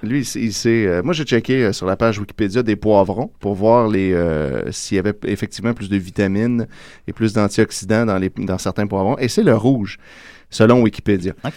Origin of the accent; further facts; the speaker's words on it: Quebec, Canada; chez nous au Québec